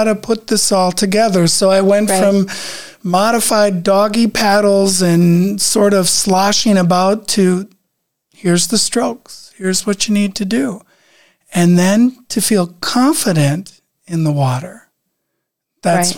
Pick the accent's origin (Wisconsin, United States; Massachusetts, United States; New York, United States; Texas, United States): Wisconsin, United States; Lake Mills; moved away; also born or lived in Minnesota; I come from Lake Mills, Wisconsin, so we had a lake